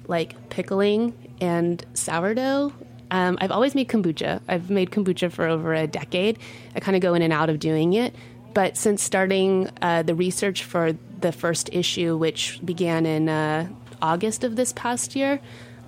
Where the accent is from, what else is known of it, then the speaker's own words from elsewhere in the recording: Texas, United States; now in New York, United States; I come from Texas